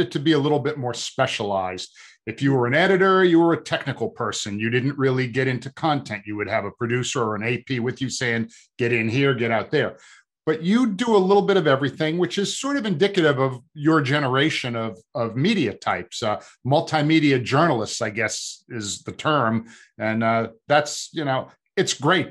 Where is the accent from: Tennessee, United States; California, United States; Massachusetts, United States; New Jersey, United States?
Massachusetts, United States; Boston; I grew up in the Boston area